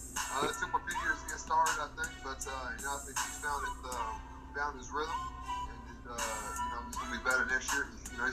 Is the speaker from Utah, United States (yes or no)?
no; San Antonio, Texas, United States; I'm originally from San Antonio